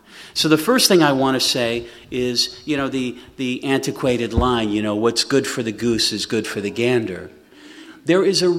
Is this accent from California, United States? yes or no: no; South Texas, United States; now in San Francisco, United States; I'm from South Texas, so it's a community that I know well.